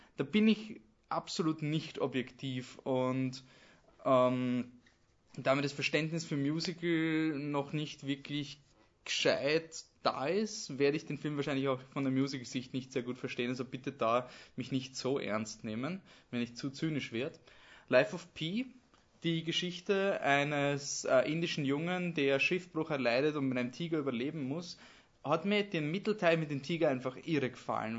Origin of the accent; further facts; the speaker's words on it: Austria; als Österreicher